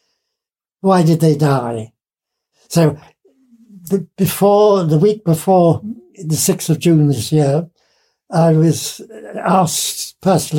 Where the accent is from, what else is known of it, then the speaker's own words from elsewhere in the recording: Isle of Man; now in France; In fact, I'm not English because I'm Manx. The Isle of Man.